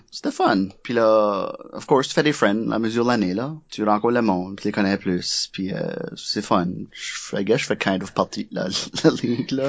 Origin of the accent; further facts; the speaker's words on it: Acadia, New Brunswick, Canada; accent: Chiac / Acadian; moved away; also born or lived in Moncton / Quebec; oui, j'ai un accent, oui, j'ai du chiac